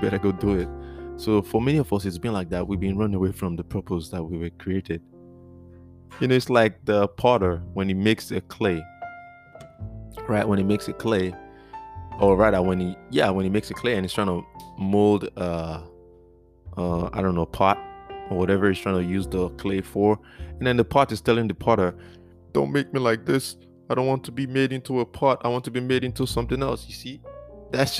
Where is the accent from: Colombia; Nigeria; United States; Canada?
Nigeria; moved away; I'm from Nigeria